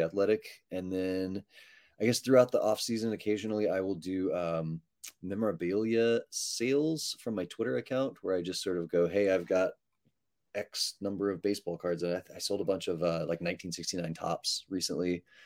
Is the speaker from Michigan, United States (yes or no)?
no; Texas, United States; I'm from Texas